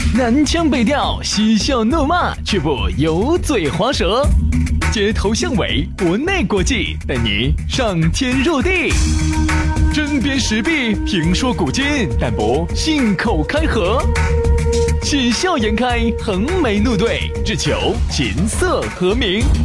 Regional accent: China; 我们都中国人嘛

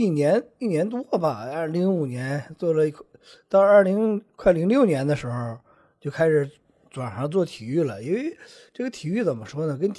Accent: Dalian, Liaoning, China; 我不是四川，我是大连人啊。

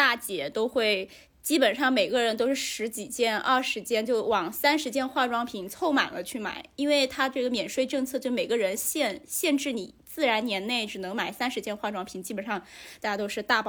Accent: Haikou, Hainan, China; 我在海口长大

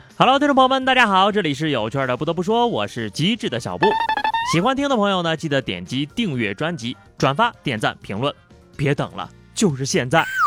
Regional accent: the North, northern China, China; 因为我们北方人买水果都是成箱成袋的买，买蔬菜呀都是成堆的买，买猪肉都是成扇儿的买

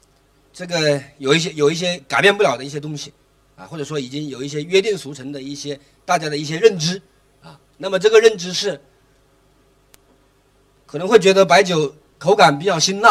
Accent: Chongqing, China; 我来自重庆

